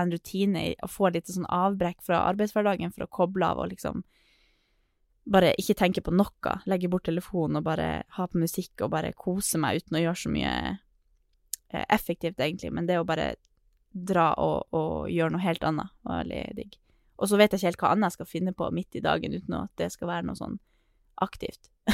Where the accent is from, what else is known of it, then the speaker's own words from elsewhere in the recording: Northern Norway, Norway; accent: Northern Norwegian; jeg er nordlending